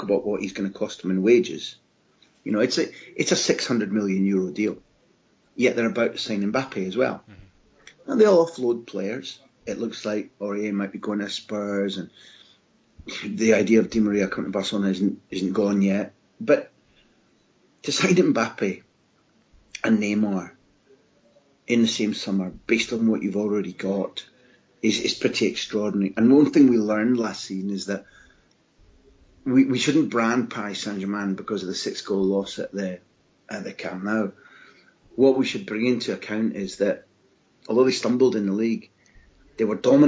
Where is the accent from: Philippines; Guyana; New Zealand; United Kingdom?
United Kingdom; Scotland; as a Scot